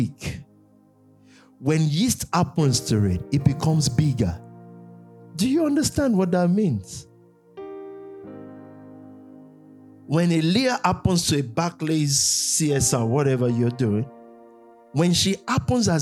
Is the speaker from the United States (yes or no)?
no; Nigeria; growing up in Nigeria